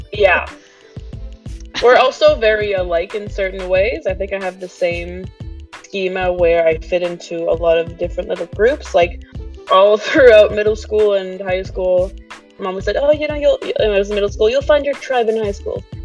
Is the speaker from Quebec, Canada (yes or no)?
yes; Quebec, Canada; moved away; also born or lived in English-speaking Canada; I am Quebecoise. Uh, I was born in Quebec, but I live in Anglo Canada now.